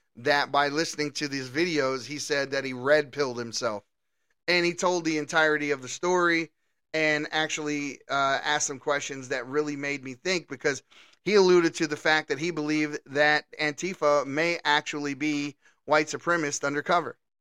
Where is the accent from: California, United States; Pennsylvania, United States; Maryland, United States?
Maryland, United States; Baltimore; I come from Baltimore City